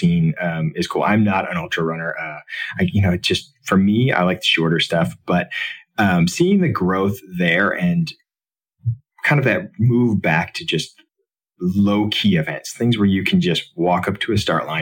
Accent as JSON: {"language": "English", "town": "Detroit", "region": "Michigan", "country": "United States", "tie": "born or raised there", "also_born_or_lived": "New York City", "moved": "as an adult", "said": "I grew up in Detroit"}